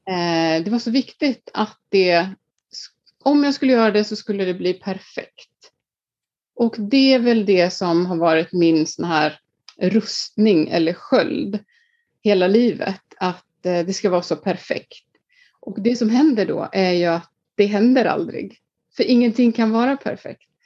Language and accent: Swedish; Iceland; moved away; jag är född och uppvuxen på Island